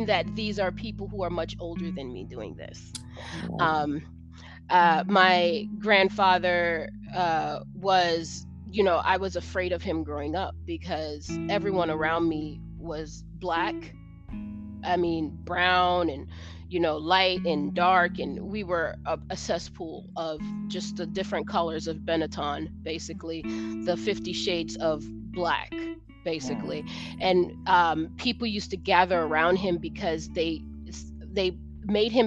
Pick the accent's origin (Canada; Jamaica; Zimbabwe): Jamaica; accent: American; moved away; also born or lived in United States / New York / Brooklyn; As a child growing up in Jamaica, I was actually born in the United States and I was shipped to Jamaica